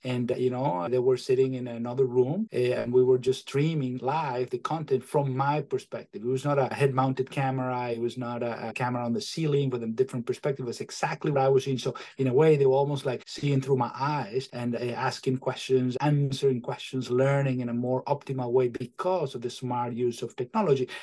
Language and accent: English; Venezuela; moved away as an adult; also born or lived in Michigan / Maine; now in New Hampshire, United States; I am originally from Venezuela